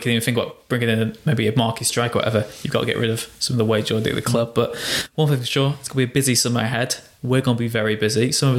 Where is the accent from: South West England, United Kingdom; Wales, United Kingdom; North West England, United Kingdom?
Wales, United Kingdom; I'm Welsh